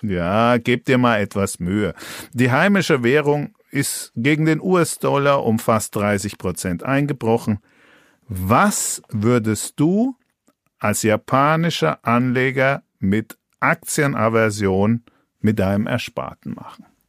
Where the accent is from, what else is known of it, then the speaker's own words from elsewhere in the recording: Franconia, Bavaria, Germany; als Franke